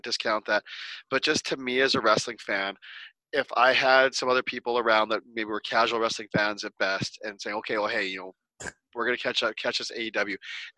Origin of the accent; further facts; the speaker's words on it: Canada; being Canadian